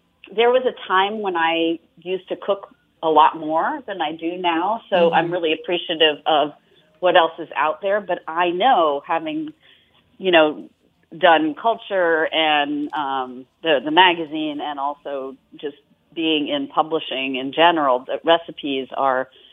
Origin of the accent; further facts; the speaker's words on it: Australia; I'm Australian